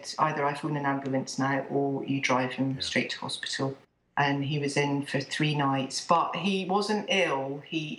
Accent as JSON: {"language": "English", "region": "Scotland", "country": "United Kingdom", "lives_now": "England", "said": "I live in England. I'm actually Scottish, and I've got 3 children."}